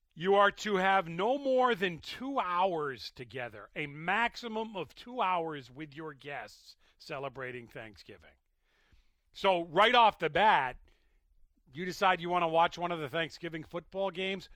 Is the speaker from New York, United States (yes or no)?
no; Massachusetts, United States; I was born in Massachusetts